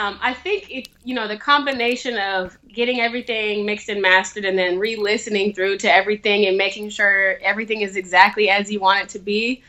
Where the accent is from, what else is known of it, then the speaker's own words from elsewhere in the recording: Sacramento, California, United States; now in Los Angeles, United States; I'm from Sacramento, but I live in Los Angeles now.